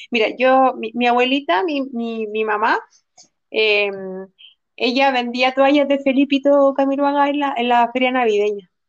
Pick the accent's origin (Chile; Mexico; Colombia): Chile; a nosotros los chilenos